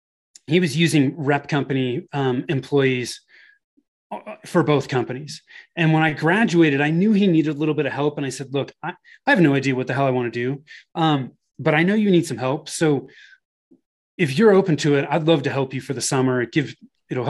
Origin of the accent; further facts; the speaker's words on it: Bay Area, Northern California, United States; moved away as an adult; now in Denver, United States; I was born and raised in Northern California in the Bay Area.